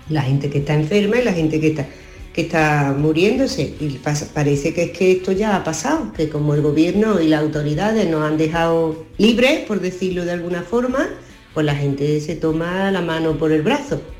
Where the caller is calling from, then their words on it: Córdoba, Andalusia, Spain; Buenos días, Sur. … de Córdoba.